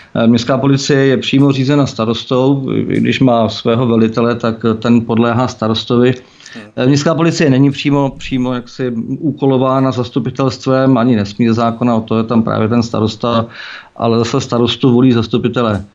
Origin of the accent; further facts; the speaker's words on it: Czechia; Já jsem Čech a nestydím se za